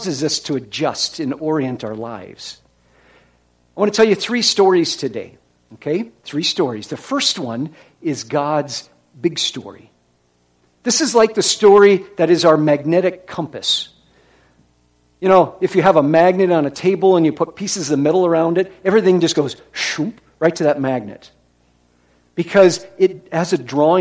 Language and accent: English; Iowa, United States; moved away; I was from Iowa.